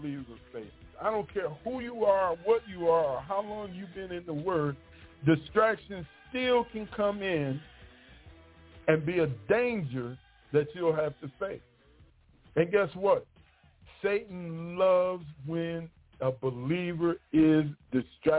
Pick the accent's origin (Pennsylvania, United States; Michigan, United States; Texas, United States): Michigan, United States; moved away as an adult; now in Mississippi, United States; I'm from Michigan. And I grew up there my whole life